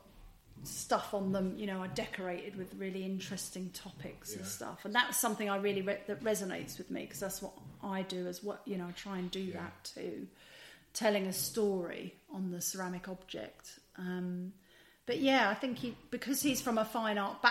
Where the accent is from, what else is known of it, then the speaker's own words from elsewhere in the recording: Wolverhampton, West Midlands, United Kingdom; I was born in Wolverhampton